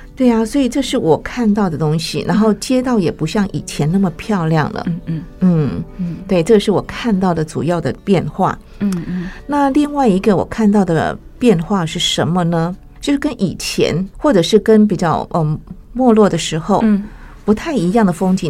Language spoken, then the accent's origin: Chinese; Taichung, Taiwan; moved away; also born or lived in Taipei; 我是台中长大的